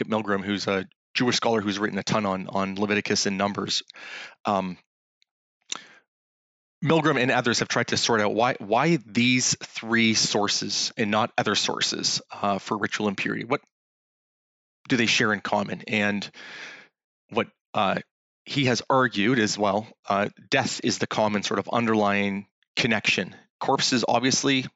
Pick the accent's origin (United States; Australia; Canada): Canada; We're both from Canada